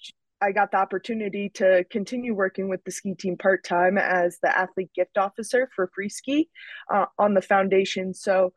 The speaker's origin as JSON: {"language": "English", "town": "Mount Snow", "region": "Vermont", "country": "United States", "tie": "born or raised there", "said": "having older brothers that were skiers and on kind of the weekend ski team that I grew up in Mount Snow, Vermont"}